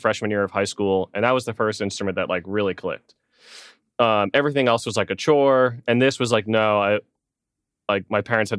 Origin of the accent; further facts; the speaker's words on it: Melville, New York, United States; born there; now in Arizona, United States; I was born in Long Island. Melville is the town that, like, my house was in.